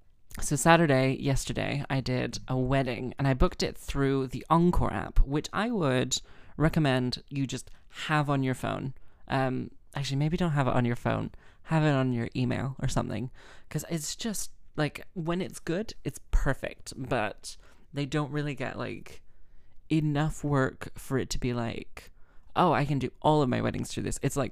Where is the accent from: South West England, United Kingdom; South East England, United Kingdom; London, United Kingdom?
London, United Kingdom; accent: London via Texas; also born or lived in United States / Wales; oh, it's London via Texas. So it was like, I grew up in London. I was born in London. Then when I was 3, we moved to the States and then I came back